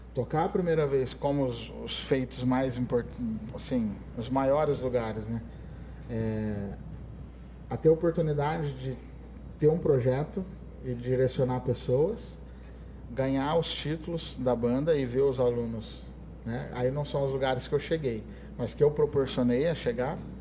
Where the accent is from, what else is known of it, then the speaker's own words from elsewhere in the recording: Ribeirão Preto, São Paulo, Brazil; eu era do Brasil, em Ribeirão Preto